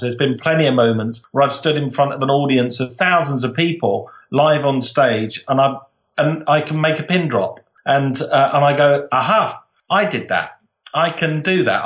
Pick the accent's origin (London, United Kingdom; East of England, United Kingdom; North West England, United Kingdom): London, United Kingdom; I'm from South London, very proud South Londoner